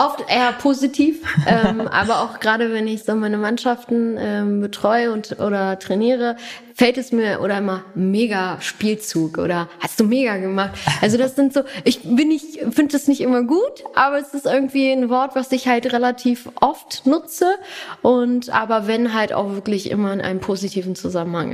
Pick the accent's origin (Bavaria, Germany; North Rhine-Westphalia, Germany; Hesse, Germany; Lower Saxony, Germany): Lower Saxony, Germany; Hanover; first language German; ich bin gebürtige Hannoveranerin